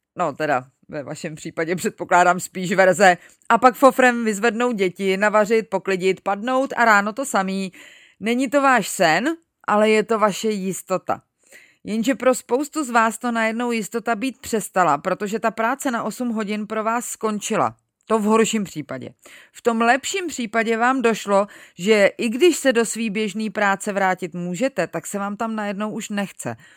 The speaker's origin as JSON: {"language": "Czech", "country": "Czechia", "said": "tady u nás v Čechách"}